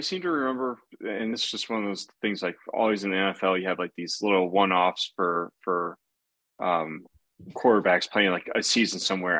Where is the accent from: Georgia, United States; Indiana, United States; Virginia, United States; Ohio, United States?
Ohio, United States; growing up in Ohio